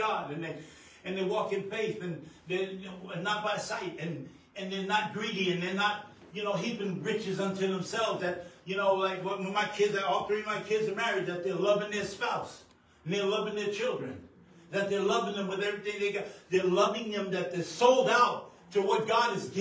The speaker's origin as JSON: {"language": "English", "region": "New York", "country": "United States", "tie": "born or raised there", "also_born_or_lived": "New Mexico", "moved": "yes", "said": "I'm born and raised in New York, but we came from a place out of New Mexico"}